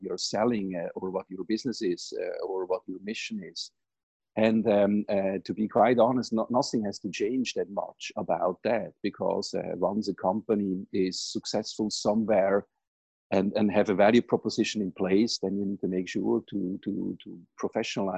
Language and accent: English; Switzerland; moved away as an adult; now in United States; as you most probably can recognize from my accent, I grew up in Switzerland, not here in the US